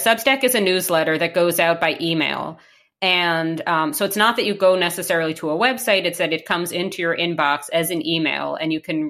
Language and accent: English; New York, United States; now in Canada; not across the Atlantic, across Lake Ontario to my hometown and even my home neighborhood, in fact. What's going on at the 92nd Street Y in New York?